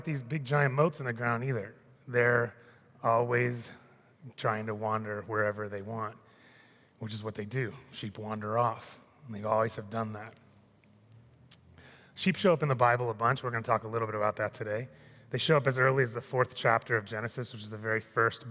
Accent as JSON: {"language": "English", "town": "Annapolis", "region": "Maryland", "country": "United States", "tie": "born or raised there", "said": "When I was 12, I grew up in Annapolis."}